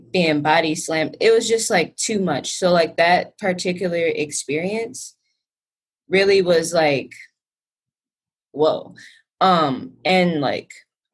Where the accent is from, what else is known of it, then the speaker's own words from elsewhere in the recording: Racine, Wisconsin, United States; growing up in Racine, like, I experienced different cultures all the time